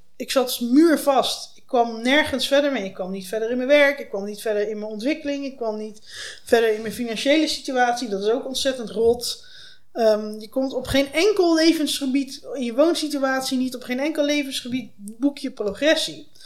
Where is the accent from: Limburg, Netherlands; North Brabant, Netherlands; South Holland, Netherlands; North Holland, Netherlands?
North Brabant, Netherlands; also born or lived in Leiden / Delft / Utrecht / China; now in The Hague, Netherlands; Ik ben geboren in West-Brabant